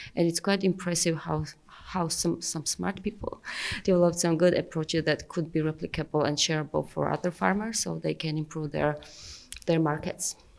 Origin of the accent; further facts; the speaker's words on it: Georgia; I'm from Georgia, and um, I directly do farming. I do have vineyards